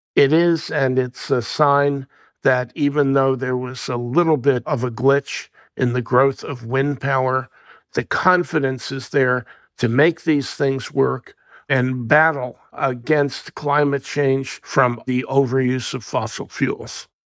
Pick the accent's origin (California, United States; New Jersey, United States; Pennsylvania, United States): New Jersey, United States; My home state of New Jersey